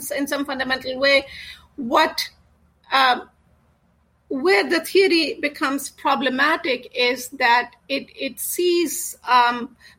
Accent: India; I grew up in India

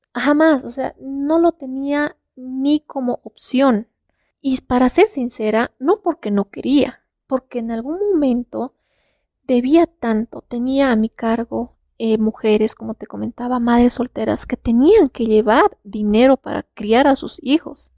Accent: Bolivia; en todo Bolivia o solamente acá en La Paz

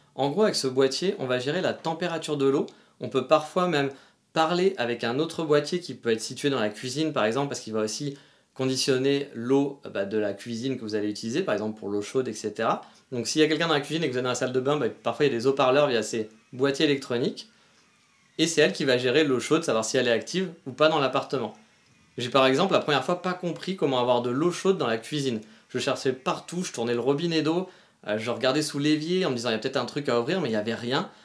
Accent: France; moved away; chez nous, en France

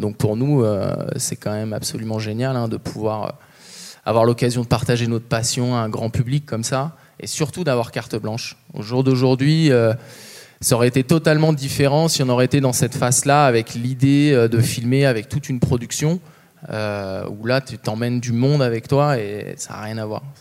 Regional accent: Chamonix, Auvergne-Rhône-Alpes, France; now in Vallorcine, France; moi, je suis né, j'ai grandi à Chamonix, j'ai toujours été baigné dans la verticalité de Chamonix. Euh, actuellement, j'habite Valorcine

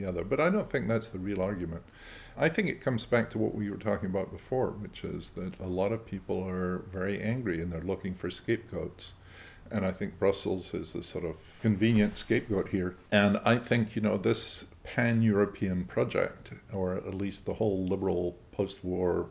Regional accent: Scotland, United Kingdom; I'm a Scot

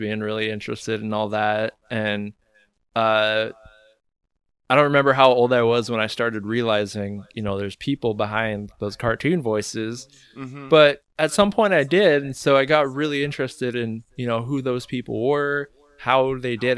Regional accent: Oregon, United States; moved away as an adult; now in San Francisco, United States; I moved to San Francisco here from Oregon, where basically my hometown. I grew up all my life.

